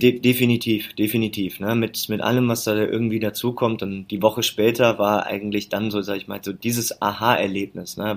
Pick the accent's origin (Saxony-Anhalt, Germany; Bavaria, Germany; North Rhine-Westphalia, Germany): North Rhine-Westphalia, Germany; near Leverkusen; born or raised there